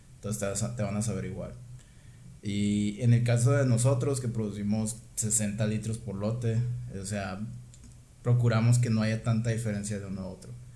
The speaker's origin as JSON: {"language": "Spanish", "town": "Guaymas", "region": "Sonora", "country": "Mexico", "also_born_or_lived": "Ensenada, Mexico / Monterrey, Mexico", "moved": "as an adult", "said": "vivo en Ensenada, pero soy de Guaymas y me quiero regresar a poner una cervecería"}